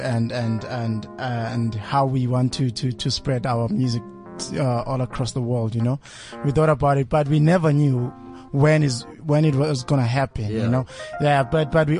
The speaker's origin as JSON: {"language": "English", "town": "Soweto", "region": "Gauteng", "country": "South Africa", "said": "we're from Soweto"}